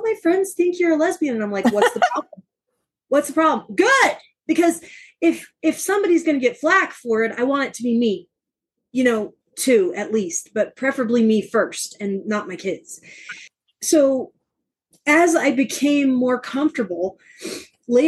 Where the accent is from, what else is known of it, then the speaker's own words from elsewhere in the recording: Southern Alabama, United States; moved away; I grew up in Southern Alabama